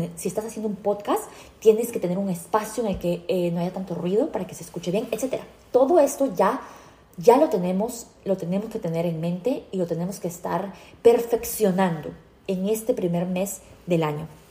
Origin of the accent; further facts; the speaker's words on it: United States; yo, como americana